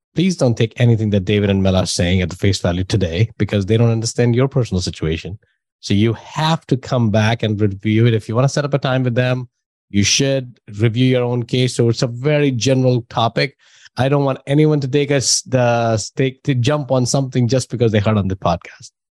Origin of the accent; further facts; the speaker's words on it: New Delhi, Delhi, India; moved away; I'm from India. So that's why I know, I know that culture and I know that system